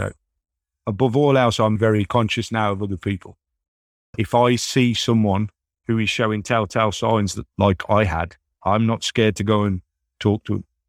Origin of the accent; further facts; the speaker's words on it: United Kingdom; moved away; my hometown back in the U K